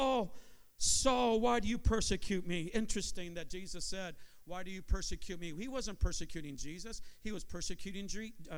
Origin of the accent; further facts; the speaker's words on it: San Jose, California, United States; now in Manteca, United States; Being from San Jose